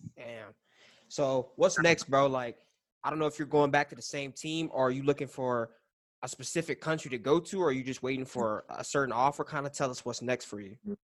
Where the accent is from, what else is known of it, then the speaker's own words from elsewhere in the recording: El Paso, Texas, United States; I'm from El Paso